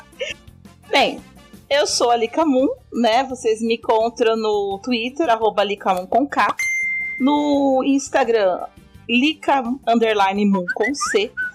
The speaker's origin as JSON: {"language": "Portuguese", "region": "São Paulo", "country": "Brazil", "moved": "yes", "lives_now": "Goiás, Brazil", "said": "Sou de São Paulo, mas moro em Goiás e aqui é muito quente"}